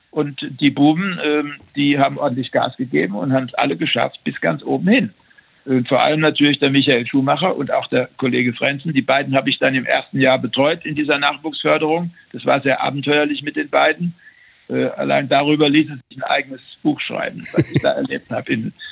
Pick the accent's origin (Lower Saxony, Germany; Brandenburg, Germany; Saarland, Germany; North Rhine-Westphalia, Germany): Saarland, Germany; ich als Saarländer äh, mit meinem Dialekt war nicht so redegewandt